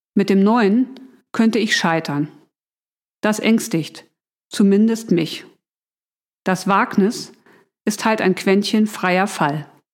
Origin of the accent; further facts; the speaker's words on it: Hamburg, Germany; Ich bin waschechte Hamburgerin